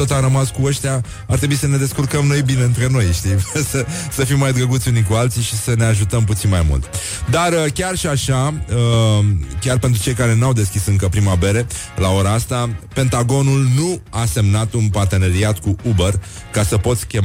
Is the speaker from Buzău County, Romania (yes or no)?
yes; Gura Teghii, Buzău County, Romania; sunt din Gura Teghi